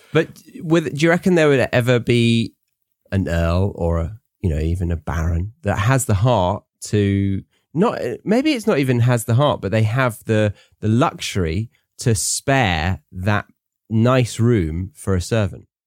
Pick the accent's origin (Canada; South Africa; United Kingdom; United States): United Kingdom; Guildford, South East England; Very near where I grew up